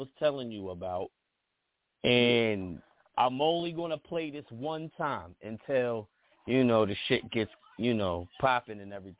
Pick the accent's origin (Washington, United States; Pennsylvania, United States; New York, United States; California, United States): Pennsylvania, United States; Pittsburgh; I'm from the East Coast. I'm from Pittsburgh, PA. Anybody don't know, that's East Coast.